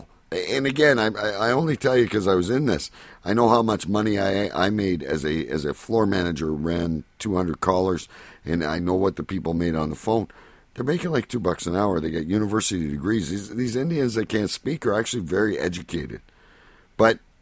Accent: Canada; I'm Canadian

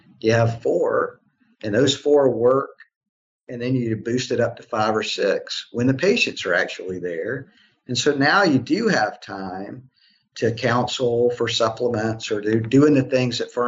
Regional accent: Alabama, United States; also born or lived in Shreveport, Louisiana; now in Nashville, United States; I'm from Alabama

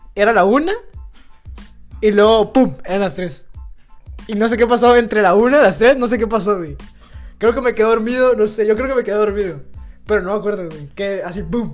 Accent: Mexico; como mexicano

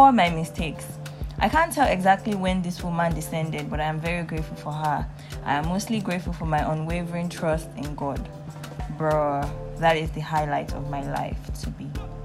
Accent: Nigeria; I am Nigerian in my 20s, and I feel like that's like a name that encompasses all of my experiences as a young adult in Nigeria, growing up in Nigeria, and being Nigerian

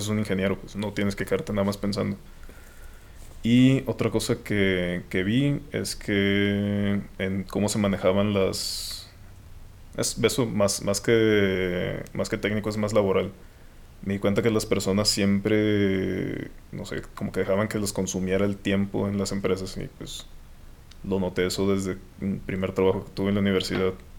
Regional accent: Los Mochis, Sinaloa, Mexico; moved away as an adult; now in Guadalajara, Mexico; soy de soy de Los Mochis, Sinaloa. Eh, estudié ahí hasta, hasta la prepa, hasta que tuve 18 años

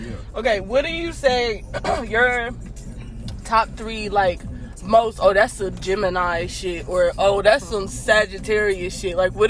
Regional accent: Ohio, United States; now in Texas, United States

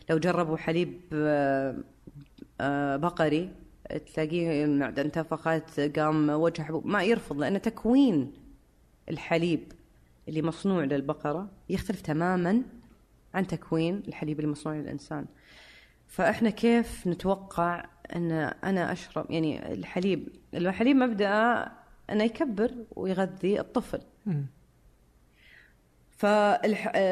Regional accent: Syria; بس الحين ذكرت النقطه فانا سوري آه، برجع لها

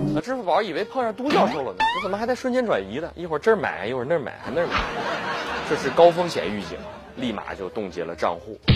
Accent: Ji'an, Jilin, China; 我老家是吉林省吉安市的。 靠近鸭绿江，那儿朝鲜族比较多。小的时候呢，家家必备辣白菜

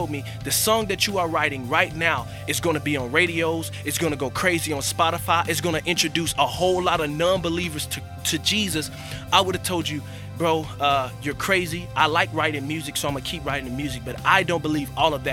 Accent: Florida, United States; moved away as an adult; also born or lived in Sarasota, Florida; my hometown in Florida

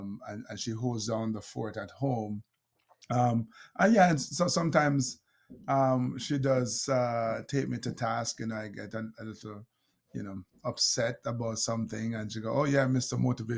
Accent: Jamaica; She's from Grenada. I'm from Jamaica. And so we Jamaicans

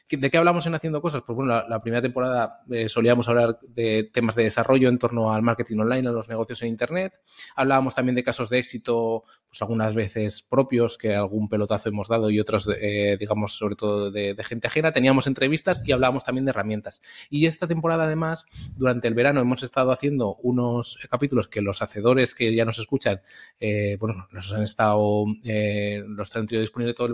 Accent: Zaragoza, Aragon, Spain; now in Valencia, Spain; soy de Zaragoza como Guillermo, aunque vivo en Valencia

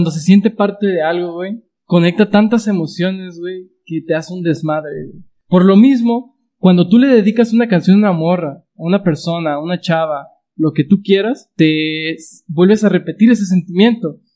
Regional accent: Guadalajara, Jalisco, Mexico; en mi país, o sea, en mi estado, mis amigos de Guadalajara, Jalisco

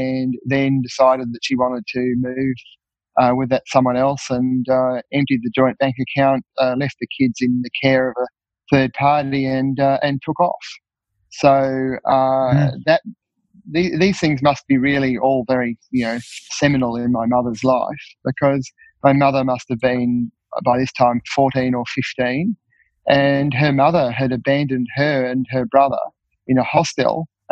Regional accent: Napperby Station, Northern Territory, Australia; I grew up mostly at Napperby Station

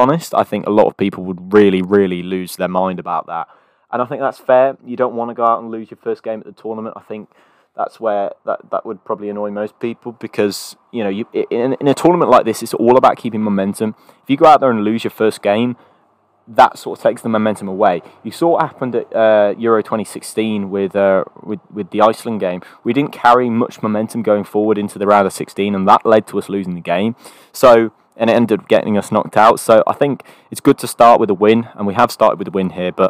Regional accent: England, United Kingdom; I'm English

